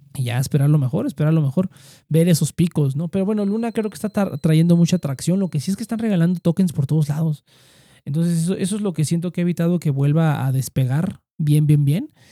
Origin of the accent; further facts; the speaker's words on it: Mexico; como mexicanos